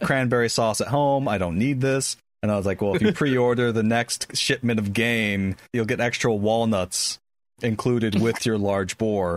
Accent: United States; as an American, that's how I eat all dinner

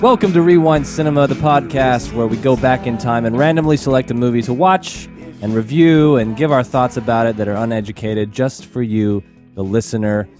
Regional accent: Texas, United States; we're from Texas

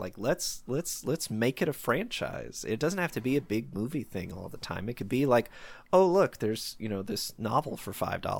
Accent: Tennessee, United States; Like I grew up in the South, not the deep South, just Tennessee here. And so I'm familiar with the Southern accents.

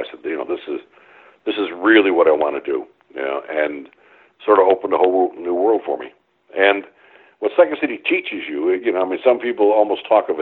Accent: Chicago, Illinois, United States; moved away; I was born on the West Side. And then we had to move out to the south side

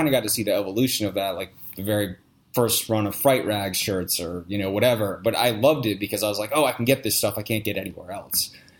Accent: East Coast, United States; I've been to a couple of them, and you know, I'm from the East Coast, and so horror conventions there are cool.

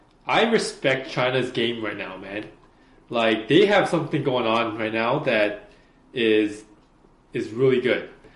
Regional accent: Canada; I'm Canadian, right?

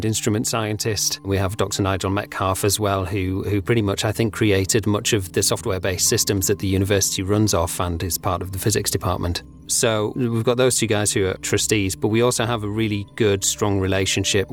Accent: Pontefract, Yorkshire and the Humber, United Kingdom; I grew up in Pontefract in West Yorkshire

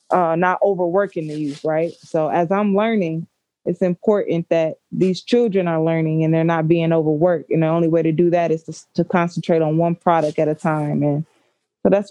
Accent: Warren, Michigan, United States; I grew up in Warren

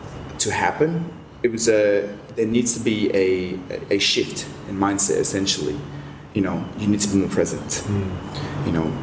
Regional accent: London, United Kingdom; now in Australia; You know, I came from London where it's dark and grey.

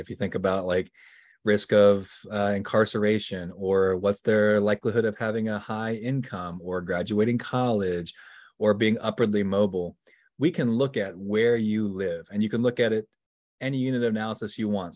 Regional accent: Virginia, United States; now in Pennsylvania, United States; I grew up in Virginia. I now live in Pennsylvania, but, uh, I grew up in Virginia

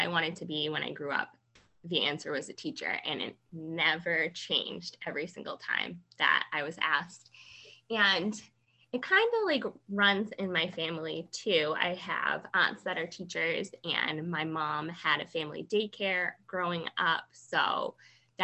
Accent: North Andover, Massachusetts, United States; moved away as an adult; now in Hillsborough, United States; I grew up in North Andover, Massachusetts, and that's where I grew up

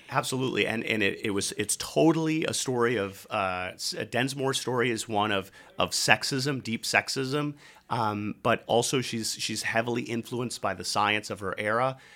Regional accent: Red Wing, Minnesota, United States; my hometown in Minnesota, Red Wing, Minnesota

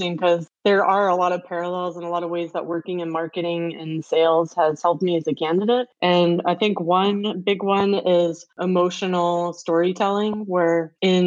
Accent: United States; also born or lived in Europe; being American

